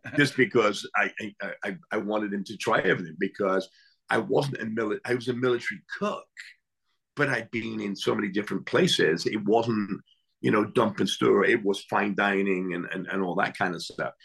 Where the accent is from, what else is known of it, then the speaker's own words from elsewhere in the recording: England, United Kingdom; now in United States; I grew up in England